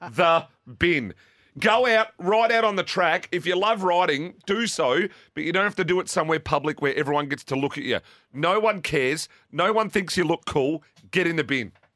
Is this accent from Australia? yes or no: yes; Australia